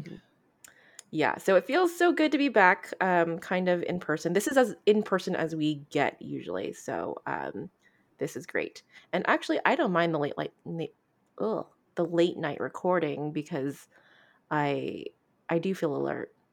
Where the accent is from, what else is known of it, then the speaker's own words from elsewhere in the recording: United States; we are quite American and quite female